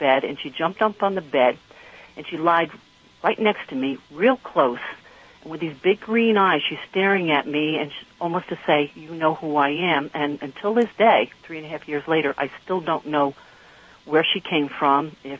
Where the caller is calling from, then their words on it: Patterson, New York, United States; Patterson, New York.